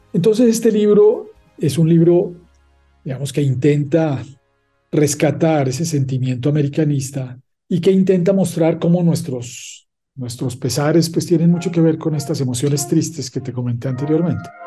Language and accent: Spanish; Paisa region, Colombia; also born or lived in Leuven, Belgium; yo me siento más paisa que colombiano